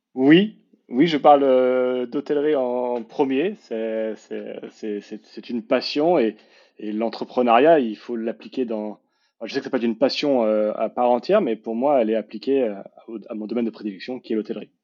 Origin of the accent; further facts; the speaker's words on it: Paris, Île-de-France, France; je suis parisien born and raised